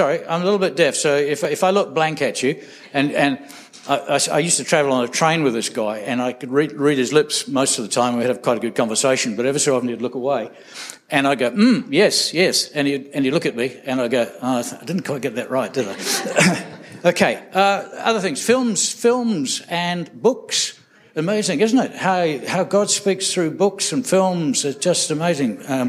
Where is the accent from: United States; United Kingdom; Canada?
United Kingdom; England; I came from England, and so I wrote to my dad